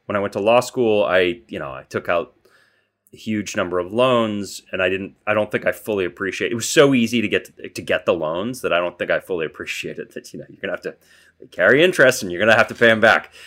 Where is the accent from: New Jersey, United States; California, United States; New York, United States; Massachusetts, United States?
Massachusetts, United States; Boston; there's a fair bit of crime there when I was growing up